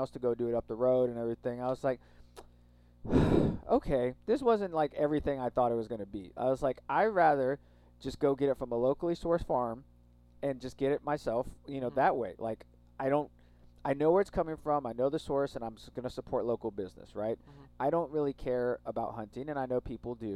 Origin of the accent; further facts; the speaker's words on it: Texas, United States; growing up in Texas, there's a lot of people who are hunters